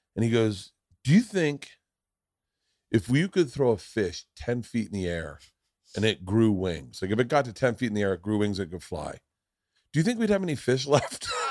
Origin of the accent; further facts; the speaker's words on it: Tampa, Florida, United States; moved away; also born or lived in New York; we grew up together in Tampa